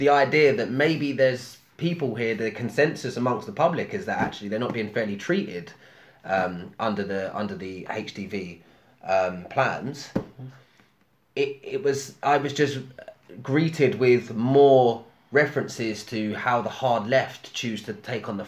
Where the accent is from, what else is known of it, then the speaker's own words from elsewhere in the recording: London, United Kingdom; I grew up in Haringey